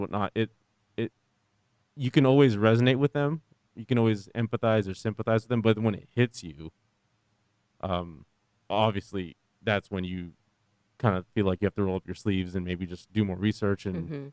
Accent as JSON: {"language": "English", "country": "United States", "tie": "born or raised there", "said": "I'm a Filipino American, you know, born and raised in the United States"}